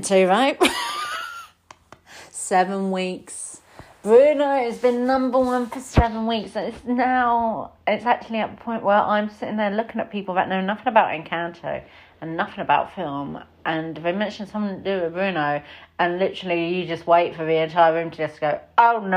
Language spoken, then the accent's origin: English; United Kingdom; as a Brit